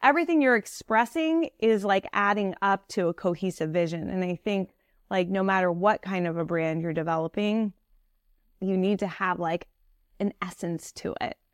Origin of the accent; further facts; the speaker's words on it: Piedmont, California, United States; moved away as an adult; also born or lived in Paris, France / New York City; I grew up in the Bay Area of California.